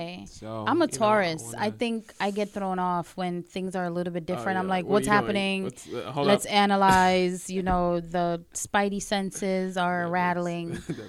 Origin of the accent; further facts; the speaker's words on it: New York City, New York, United States; also born or lived in Caribbean; Being from the Caribbean, growing up in Brooklyn. There's so many different things that I've experienced and growing up in New York City, period.